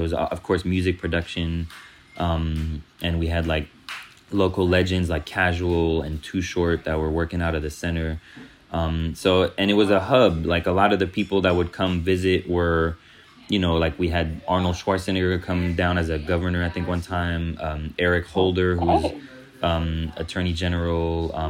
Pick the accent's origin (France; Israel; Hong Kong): France; born there; even though I wasn't from East Oakland, and even though I was born in actually a different country, I was born in France